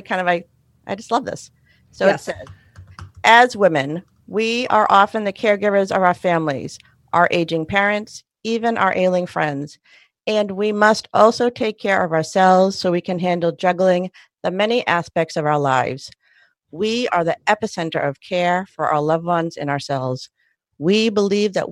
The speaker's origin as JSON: {"language": "English", "town": "Sharon", "region": "Massachusetts", "country": "United States", "tie": "born or raised there", "lives_now": "Cambridge, United States", "said": "I grew up in Sharon"}